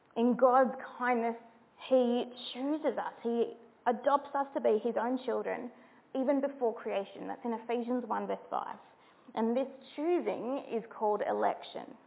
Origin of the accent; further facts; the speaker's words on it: New South Wales, Australia; I'm from New South Wales